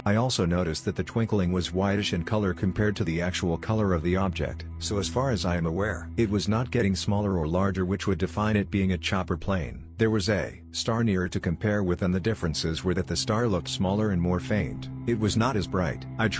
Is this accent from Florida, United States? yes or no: no; North Carolina, United States; It would have been when I was 9 during the summer of 1980 on the farm where I grew up in North Carolina.